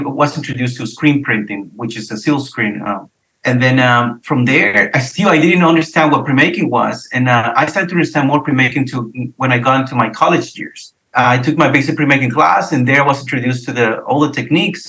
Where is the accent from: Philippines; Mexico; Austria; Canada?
Mexico; also born or lived in Laredo, Texas; now in San Antonio, United States; I was born and raised in Mexico